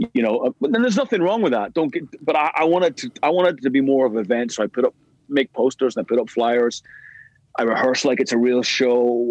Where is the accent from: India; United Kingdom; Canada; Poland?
United Kingdom; Belfast, Northern Ireland; we grew up together in East Belfast